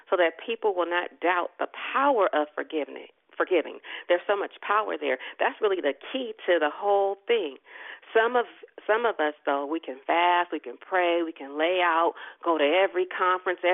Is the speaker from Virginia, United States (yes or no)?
yes; Richmond, Virginia, United States; I am another peculiar chick born and raised in Gotham City, Richmond, and you really can't get no more Richmond than being born at Richmond Hospital